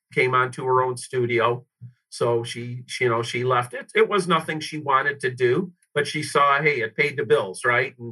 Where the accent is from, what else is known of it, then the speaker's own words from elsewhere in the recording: Detroit, Michigan, United States; I grew up on the west side of Detroit, suburbs there, a lower middle class family